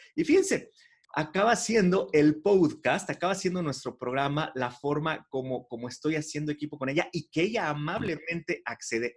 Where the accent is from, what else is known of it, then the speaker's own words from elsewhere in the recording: Mexico; siendo mexicano